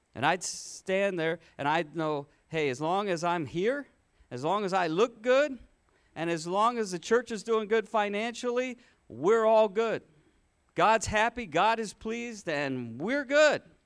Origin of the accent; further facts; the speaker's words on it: Michigan, United States; the church where I grew up in Michigan